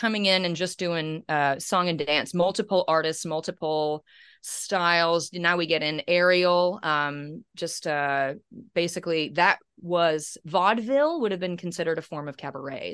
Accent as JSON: {"language": "English", "region": "Kansas", "country": "United States", "moved": "yes", "lives_now": "Australia", "said": "I'm from Kansas"}